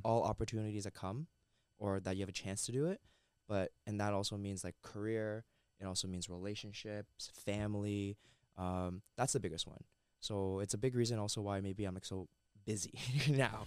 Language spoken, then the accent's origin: English; Mississauga, Ontario, Canada; I'm born and raised in Mississauga